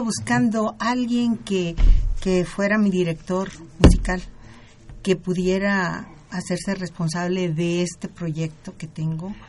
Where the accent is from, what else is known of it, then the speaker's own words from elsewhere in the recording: Mazatlán, Sinaloa, Mexico; also born or lived in La Cruz de Elota, Sinaloa; now in Mexico City, Mexico; yo nací en la cruz, pero soy de Mazatlán, ahí les digo, ahí crecí